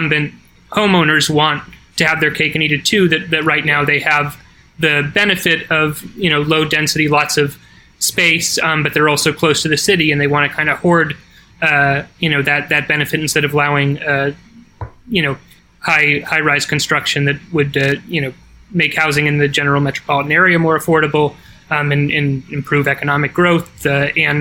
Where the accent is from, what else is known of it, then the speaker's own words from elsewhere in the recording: Connecticut, United States; my home state of Connecticut